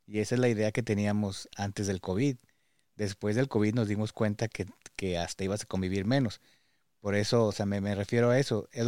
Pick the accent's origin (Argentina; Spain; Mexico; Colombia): Mexico; sobre todo creo que como mexicanos idealizamos este tipo de oportunidades de ir al primer mundo